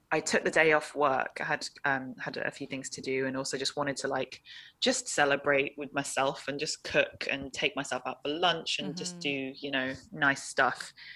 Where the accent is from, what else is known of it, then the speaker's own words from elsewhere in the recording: London, United Kingdom; moved away as an adult; also born or lived in Hong Kong / Scotland; now in Senegal; I was born in Hong Kong, grew up in London, and then when I turned eighteen, I moved to Scotland